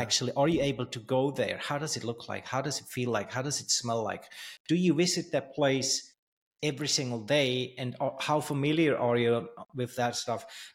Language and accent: English; Switzerland; also born or lived in Thailand; I grew up in Switzerland